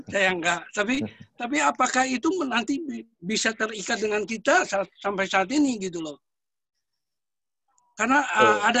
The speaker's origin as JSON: {"language": "Indonesian", "town": "Ambon", "region": "Maluku", "country": "Indonesia", "said": "Masalah perjanjian darah. Kami uh, dari asli dari Ambon."}